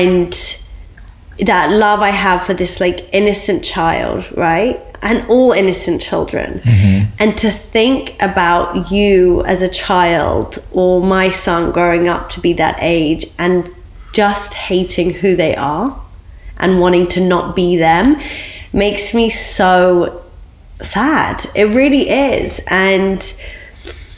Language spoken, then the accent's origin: English; Oxford, South East England, United Kingdom; being Iraqi and growing up in Oxford when the Iraqi war broke out